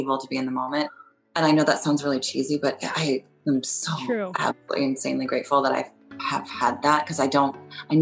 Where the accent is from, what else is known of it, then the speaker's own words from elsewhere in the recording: California, United States; moved away; also born or lived in New York; I grew up in California, though, so I grew up driving.